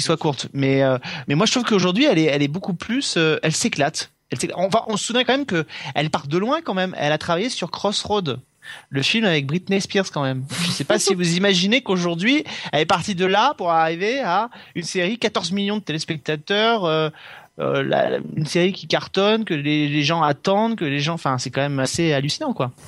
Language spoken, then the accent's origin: French; France; chez nous en France